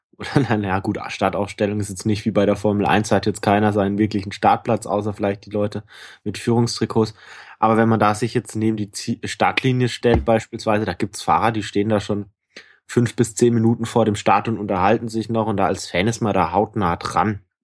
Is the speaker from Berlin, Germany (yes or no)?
no; Bayreuth, Bavaria, Germany; moved away; meiner alten Heimat Bayreuth